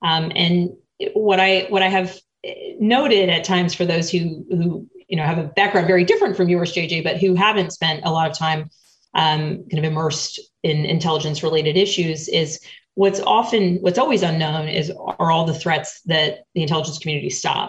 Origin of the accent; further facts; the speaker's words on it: United States; as an American and as an American legislator